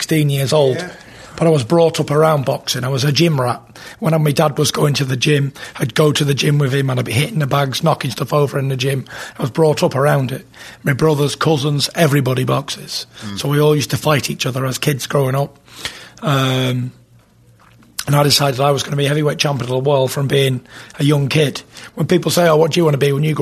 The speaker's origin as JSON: {"language": "English", "region": "England", "country": "United Kingdom", "tie": "born or raised there", "said": "I come from England. I've been born and raised there."}